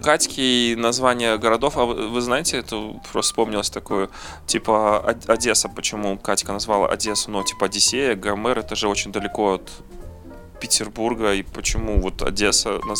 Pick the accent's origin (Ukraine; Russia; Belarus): Belarus; а порт там заложили наши ну, я же белорус, я не мог этого не сказать.